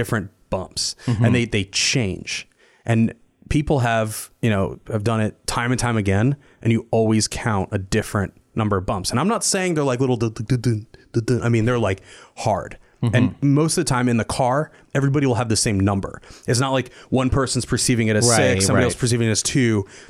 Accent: New Jersey, United States; And this is a resort town that I grew up in New Jersey, around Big Lake.

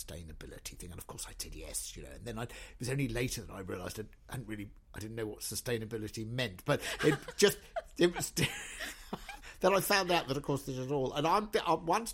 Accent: Essex, East of England, United Kingdom; I'm not even really Welsh. I mean, I was brought up in Essex

